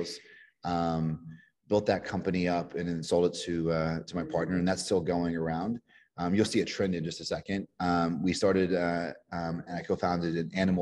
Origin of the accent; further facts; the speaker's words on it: Kentucky, United States; moved away; when I was a kid from Kentucky